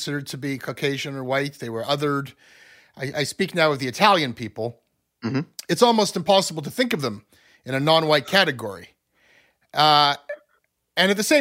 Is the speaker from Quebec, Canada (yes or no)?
no; Ontario, Canada; we Anglos in Ontario